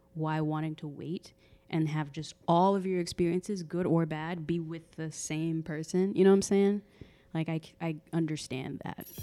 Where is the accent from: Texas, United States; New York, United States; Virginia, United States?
Texas, United States; I'm from the South, like Texas